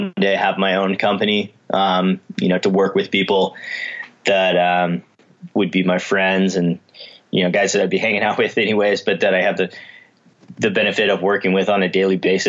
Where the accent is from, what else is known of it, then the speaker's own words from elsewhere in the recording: Washington, United States; moved away as an adult; also born or lived in Colorado; I grew up in Washington State and moved to Colorado to be a ski bum when I was 18 years old